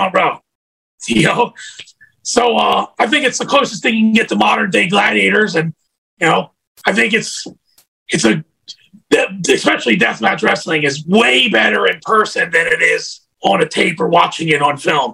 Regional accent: Atlantic City, New Jersey, United States; I'm from Atlantic City

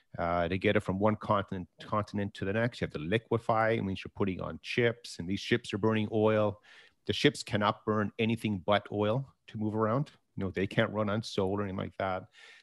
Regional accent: Canada; And as Canadian investors, we tend to only focus on the private sector, and specifically, you know, the Canadian listed energy companies and so forth.

